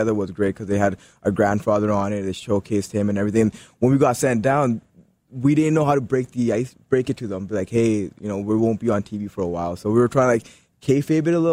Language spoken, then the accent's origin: English; Canada; growing up in Canada, every Canadian plays ice hockey.